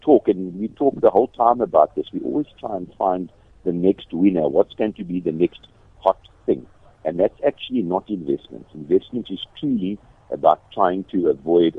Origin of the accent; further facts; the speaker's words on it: Kimberley, Northern Cape, South Africa; I come from Kimberley